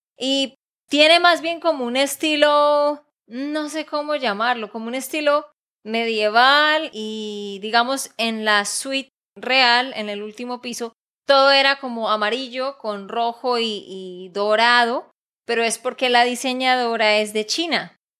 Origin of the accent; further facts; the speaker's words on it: Santander, Colombia; de Santander, Colombia